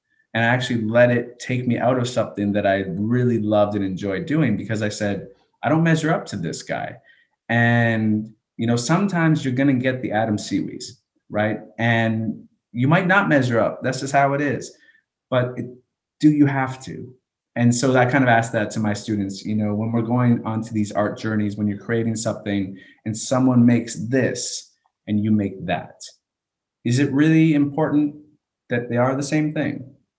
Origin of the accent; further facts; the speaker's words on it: Canada; also born or lived in United States; So I say I'm from Canada, a Canadian educator. I'm really from a military base, if that's really how I had to think back.